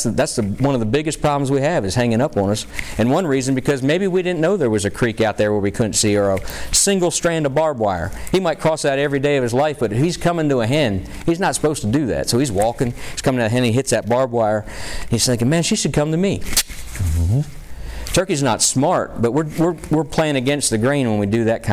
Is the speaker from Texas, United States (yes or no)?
no; Pennsylvania, United States; in my home state, you know, the folks from Pennsylvania